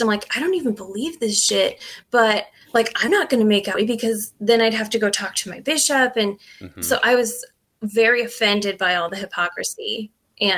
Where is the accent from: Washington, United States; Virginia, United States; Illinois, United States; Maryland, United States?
Washington, United States; Eastern; we grew up in Eastern Washington, which is a very densely Mormon populated area